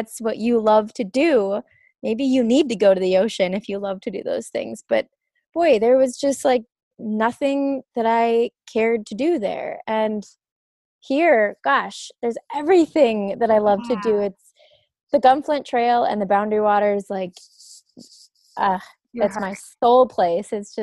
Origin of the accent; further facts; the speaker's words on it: Grand Rapids, United States; moved away; the house that I grew up in Grand Rapids